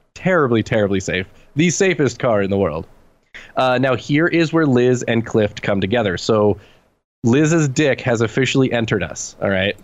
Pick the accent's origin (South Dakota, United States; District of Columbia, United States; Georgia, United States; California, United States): California, United States; being a Californian, um, where I grew up